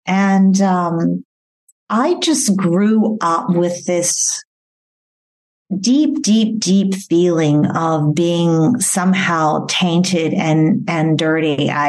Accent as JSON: {"language": "English", "town": "Bury St Edmunds", "region": "East of England", "country": "United Kingdom", "tie": "born there", "said": "I was born here in England in an area called Bury St. Edmunds, Suffolk, England, not far from Cambridge."}